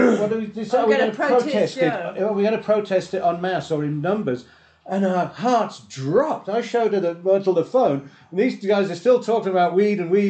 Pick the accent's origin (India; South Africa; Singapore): South Africa; we're from South Africa